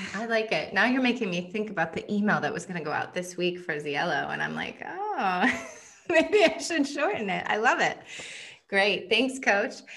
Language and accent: English; United States; my husband is Finnish and I'm American